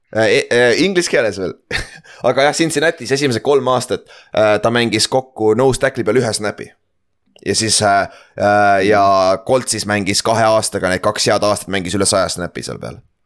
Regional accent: Estonia; me oleme eestlased

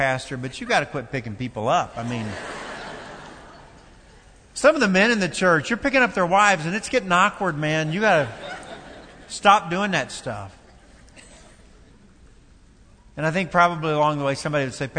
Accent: Kentucky, United States; Kentucky. That's my home state

